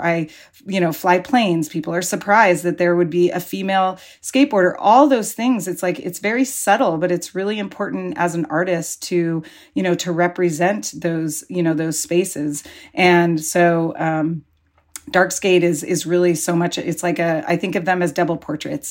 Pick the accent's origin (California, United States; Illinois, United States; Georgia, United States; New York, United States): California, United States; Pacifica; when I was growing up in Pacifica